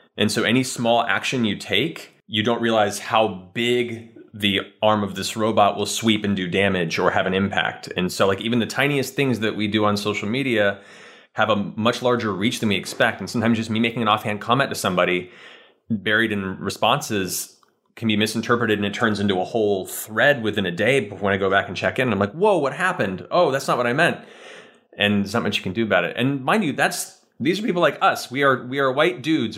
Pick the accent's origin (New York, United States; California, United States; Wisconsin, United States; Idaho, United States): California, United States; also born or lived in Florida; we moved from Florida to California when I was nine